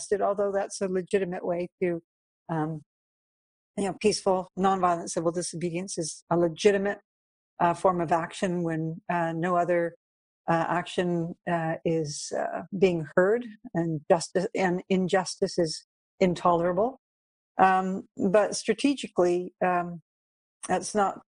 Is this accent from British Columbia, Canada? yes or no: no; Brighton, Ontario, Canada; also born or lived in Havana, Cuba; Came back when I was six, and I grew up mainly in a small town called Brighton, Ontario